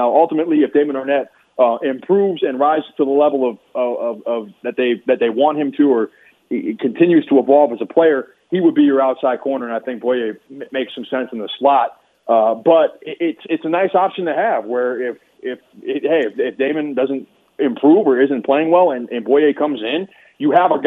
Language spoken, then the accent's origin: English; Minneapolis–Saint Paul, Minnesota, United States; moved away; I'm from the Twin Cities